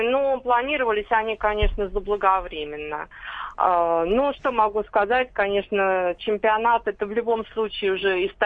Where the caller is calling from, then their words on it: Moscow, Russia; Я из Москвы звоню.